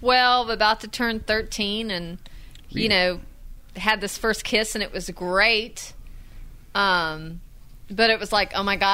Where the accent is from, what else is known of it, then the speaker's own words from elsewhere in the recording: Hartsville, United States; also born or lived in Central Illinois; I grew up here in Hartsville, but I would spend my summers where my dad lived in Central Illinois